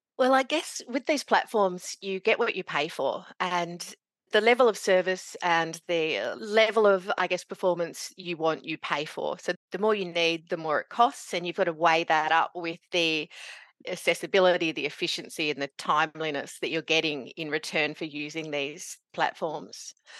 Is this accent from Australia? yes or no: yes; Meekatharra, Western Australia, Australia; moved away as an adult; also born or lived in Kalgoorlie, Western Australia; now in northeast Victoria, Australia; growing up in Meekatharra in central W A, and I did my university in Kalgoorlie.